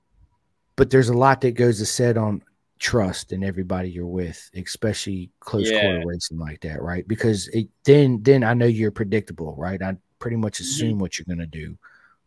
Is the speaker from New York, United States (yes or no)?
no; Roanoke, Virginia, United States; I'm from Roanoke, Virginia